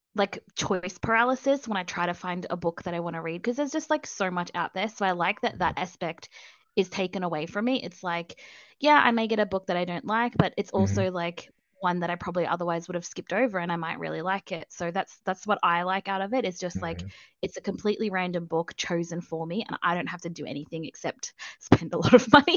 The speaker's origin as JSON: {"language": "English", "country": "Australia", "accent": "Australian", "said": "I am Australian"}